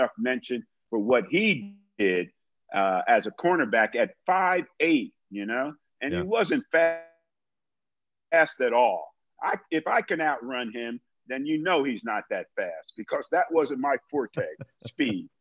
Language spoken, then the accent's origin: English; New Jersey, United States; I'm from Jersey.